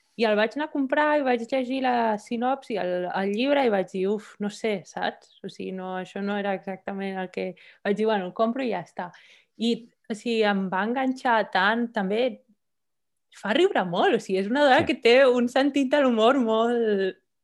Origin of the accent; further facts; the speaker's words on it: Barcelona, Catalonia, Spain; moved away as an adult; now in Copenhagen, Denmark; vaig néixer a Barcelona, però ara ja fa quasi set anys que visc a Copenhague.